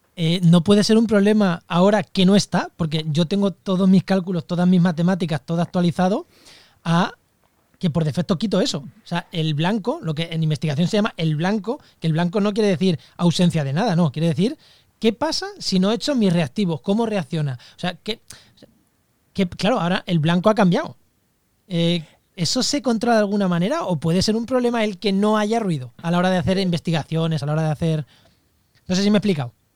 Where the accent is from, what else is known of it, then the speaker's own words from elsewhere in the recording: Albacete, Castilla-La Mancha, Spain; en mi, tierra, en Albacete